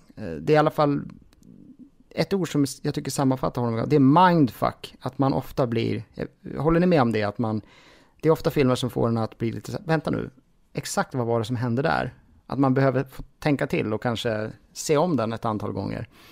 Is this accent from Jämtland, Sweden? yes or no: yes; Jämtland, Sweden; moved away; jag kommer från Jämtland ursprungligen och jag har faktiskt flyttat tillbaka dit nu